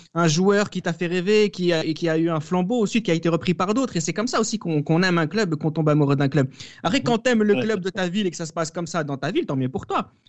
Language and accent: French; France; en tant que Français